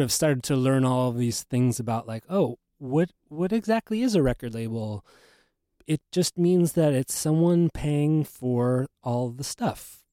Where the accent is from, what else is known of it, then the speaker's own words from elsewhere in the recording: Los Angeles, California, United States; moved away; also born or lived in New York; I grew up in Los Angeles